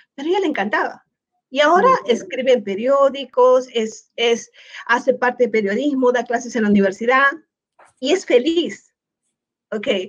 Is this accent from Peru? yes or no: yes; Peru; moved away as an adult; now in United States; soy de Perú